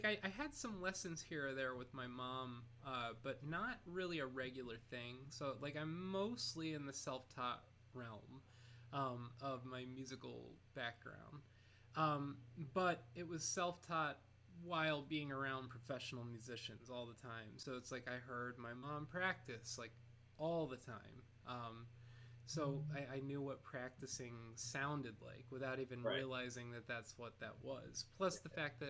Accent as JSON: {"language": "English", "town": "North Canton", "region": "Ohio", "country": "United States", "moved": "as an adult", "lives_now": "New York City, United States", "said": "I'm from Ohio, a town called North Canton, Ohio."}